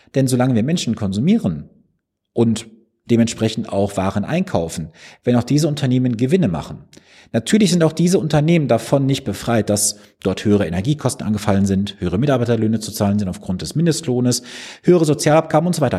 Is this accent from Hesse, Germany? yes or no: no; Mülheim an der Ruhr, North Rhine-Westphalia, Germany; Also ich komme gebürtig aus Mühlheim an der Ruhr